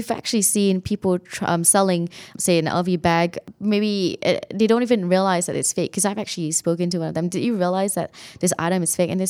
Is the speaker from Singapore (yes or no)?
yes; Singapore; moved away; I, I came here from Singapore. Um, it was a little bit different for me. It's a bit of a culture shock in some ways